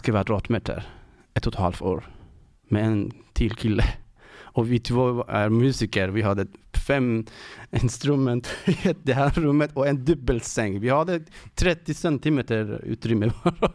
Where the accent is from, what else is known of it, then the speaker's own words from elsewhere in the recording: Iran; Swedish is a second language; moved away as an adult; now in Sweden; jag kommer ifrån Iran och har varit i tre år här i Sverige